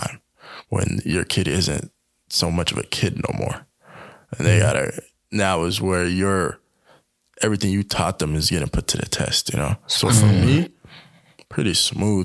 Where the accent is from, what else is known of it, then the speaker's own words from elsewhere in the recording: the South, United States; growing up in the South